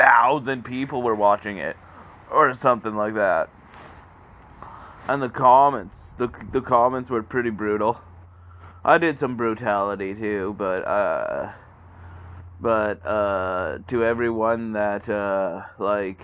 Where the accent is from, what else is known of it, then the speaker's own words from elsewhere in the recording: Canada; as a Canadian